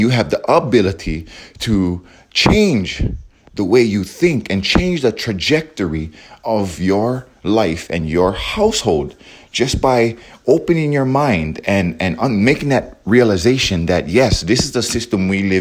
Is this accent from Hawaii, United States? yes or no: yes; Hawaii, United States; we as Hawaiians, we are American Hawaiian or Hawaiian American